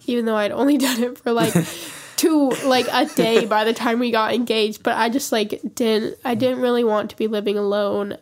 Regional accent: Montana, United States; we're both from Montana

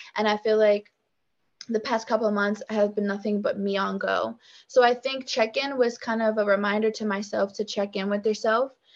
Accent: Richmond, Virginia, United States; also born or lived in Petersburg, Virginia; I was born in Richmond, spent a good amount of my younger days uh, here and then i moved to petersburg so i would say that's where i went to like elementary school

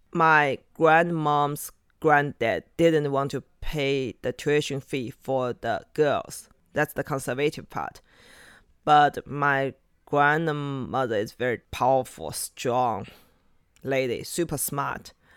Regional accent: Shanghai, China; English is a second language; also born or lived in Yumen, Gansu / Beijing; I'm from here, Shanghai.

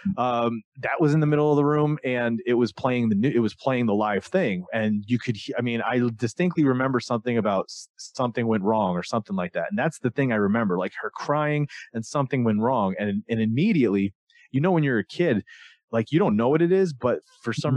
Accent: Florida, United States; I grew up in Florida in the South

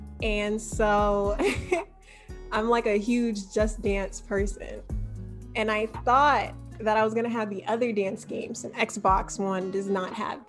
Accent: Maryland, United States; I'm from Maryland.

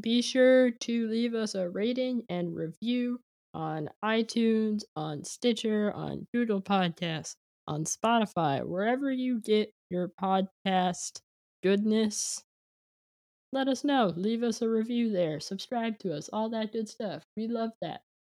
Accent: San Jose, California, United States; born or raised there; moved away; also born or lived in Philadelphia

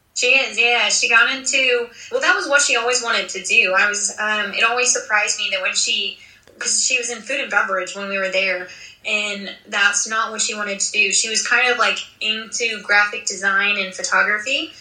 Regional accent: 45 minutes from Williamsport, Pennsylvania, United States; my hometown is 45 minutes from the stadium because I used to commute in, and I we used to go to cross games all the time when I was little

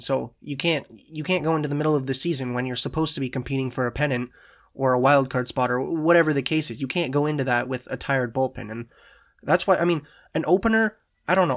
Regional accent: Canada; as a Canadian

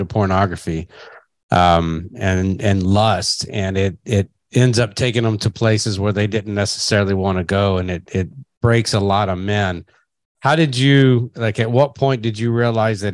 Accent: Kentucky, United States; I'm a redneck from Kentucky because I am

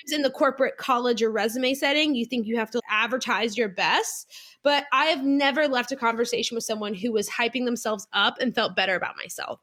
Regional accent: South Louisiana, United States; I grew up in South Louisiana, public school girl

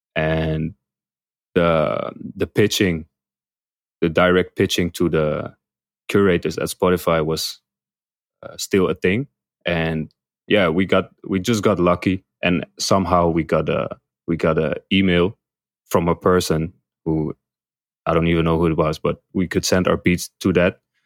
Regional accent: Amsterdam, North Holland, Netherlands; moved away as an adult; now in Bangkok, Thailand; I'm from Amsterdam, Netherlands

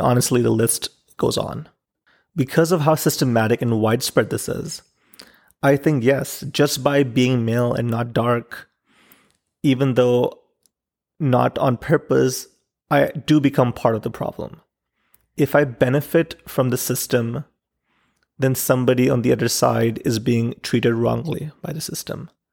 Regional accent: Pakistan; Growing up in Pakistan

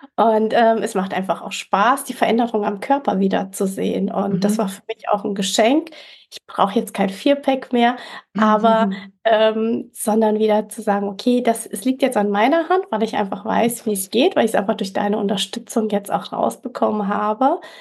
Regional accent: Fulda, Hesse, Germany; moved away as an adult; also born or lived in Canary Islands, Spain / Mallorca, Spain; ich bin 45, komme aus Fulda, also mitten in Deutschland, in Hessen

